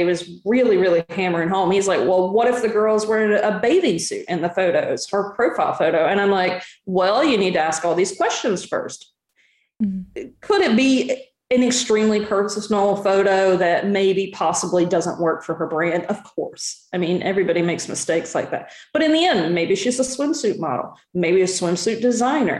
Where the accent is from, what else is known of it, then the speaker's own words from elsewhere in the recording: Southern US, United States; I'm from the Southern US